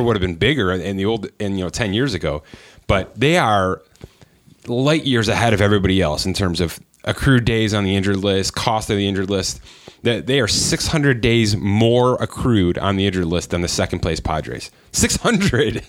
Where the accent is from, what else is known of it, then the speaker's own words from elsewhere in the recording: Buffalo, New York, United States; We're from Buffalo